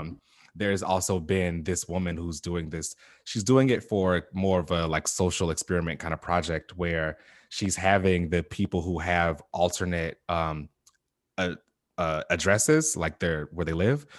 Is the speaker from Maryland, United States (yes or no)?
no; Chicago, Illinois, United States; moved away; I'm from Chicago, like, originally. I grew up